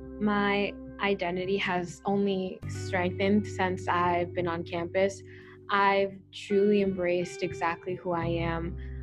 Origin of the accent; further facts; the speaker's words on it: Rhode Island, United States; also born or lived in Dominican Republic; I have spent a lot of time away from the Dominican Republic. I was mostly raised here. I was born in Rhode Island.